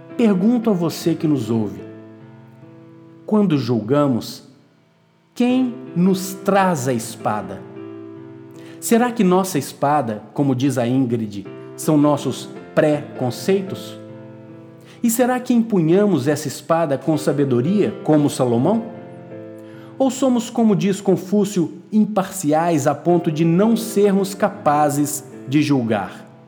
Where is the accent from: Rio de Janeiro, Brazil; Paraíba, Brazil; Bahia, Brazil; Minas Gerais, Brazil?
Minas Gerais, Brazil; also born or lived in Porto; minha terra, Minas Gerais